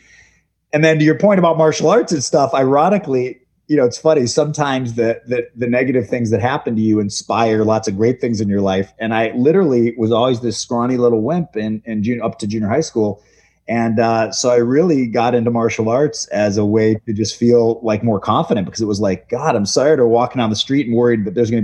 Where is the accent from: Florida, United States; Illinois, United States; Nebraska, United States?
Illinois, United States; Chicago; now in Los Angeles, United States; I grew up in Chicago and good old Chicago boy.